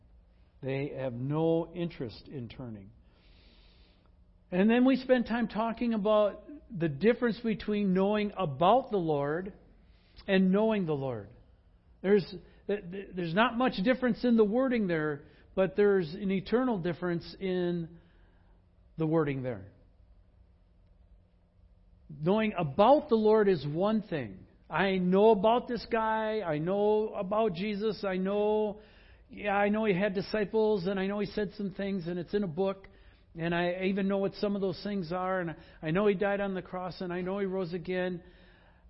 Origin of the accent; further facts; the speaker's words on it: Wisconsin, United States; also born or lived in Northwest United States; now in Pacific Northwest, United States; in Wisconsin, when I grew up, I knew the names of all the families